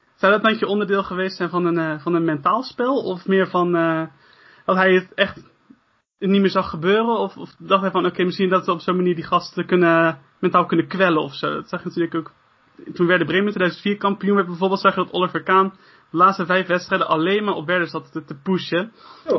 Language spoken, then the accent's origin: Dutch; Netherlands; wij als als, ja, als Nederlanders